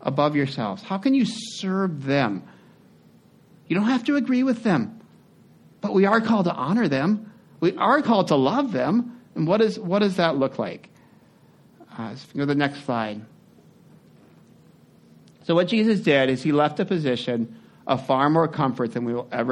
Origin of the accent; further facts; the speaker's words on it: United States; we're American